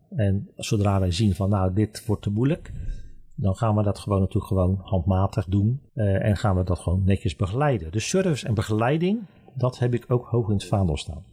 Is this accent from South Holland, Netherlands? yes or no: yes; Vlaardingen, South Holland, Netherlands; in mijn geboortestad Vlaardingen